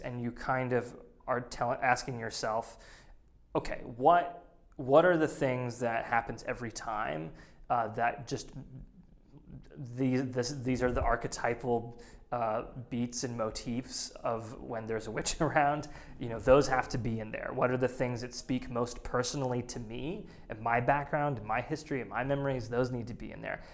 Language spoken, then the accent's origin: English; New England, United States; growing up in New England